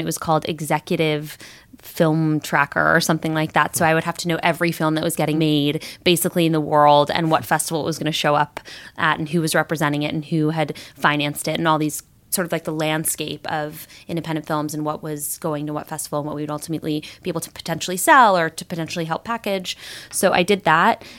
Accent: Los Angeles, California, United States; I was born and raised in Los Angeles, California

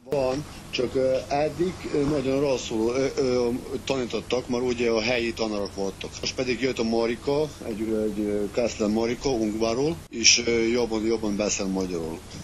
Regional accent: Transcarpathia, Zakarpattia Oblast, Ukraine; also born or lived in Hungary; itt nőttem föl, itt vannak az ismerősöm

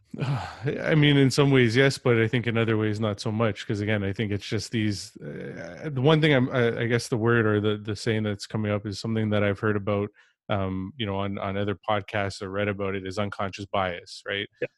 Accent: Ontario, Canada; I grew up in Ontario

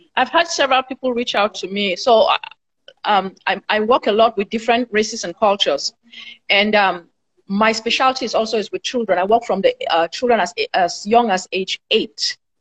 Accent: Cameroon; moved away as an adult; now in United States; I'm from Cameroon originally

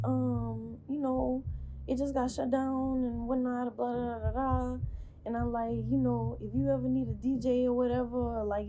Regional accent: Baton Rouge, Louisiana, United States; I ended up going back to Baton Rouge. I'm from Baton Rouge.

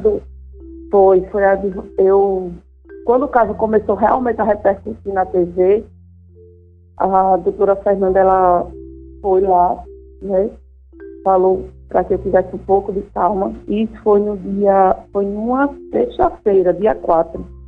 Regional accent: Arapiraca, Alagoas, Brazil; also born or lived in Maceió; eu nasci aqui em Maceió, com sete anos de idade, fui morar em Arapiraca e morei lá boa parte da minha vida

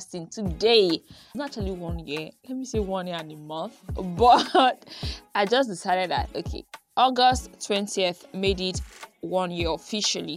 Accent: Benin City, Edo, Nigeria; accent: Benin; my Benin accent

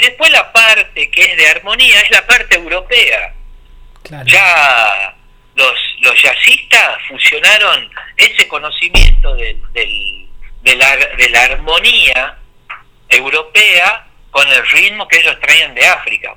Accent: San Miguel de Tucumán, Tucumán, Argentina; moved away as an adult; now in Buenos Aires, Argentina; soy oriundo de San Miguel de Tucumán, nací allá este, y estoy radicado acá en Buenos Aires ya hace, hace 20 años

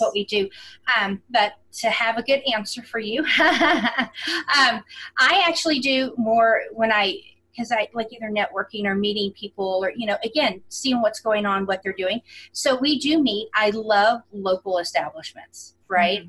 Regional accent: Houston, Texas, United States; now in Colorado Springs, United States; I'm originally from the Houston area

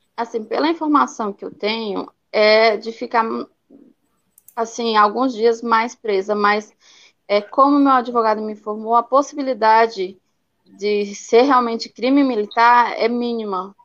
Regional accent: Altamira, Pará, Brazil; also born or lived in Imperatriz, Maranhão; now in São Luís, Brazil; natural mesmo, sou de Altamira, no Pará

